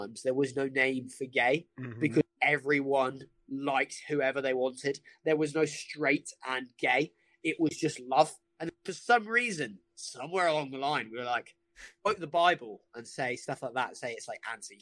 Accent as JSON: {"language": "English", "town": "Brighton", "region": "South East England", "country": "United Kingdom", "tie": "born or raised there", "said": "I grew up in Brighton."}